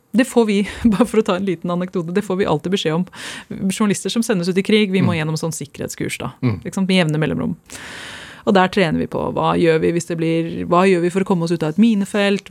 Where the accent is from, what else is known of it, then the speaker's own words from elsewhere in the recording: Oslo, Norway; moved away as an adult; also born or lived in Skjetten, Viken / England; jeg kommer fra Stovner og Skjetten. Det er der jeg vokste opp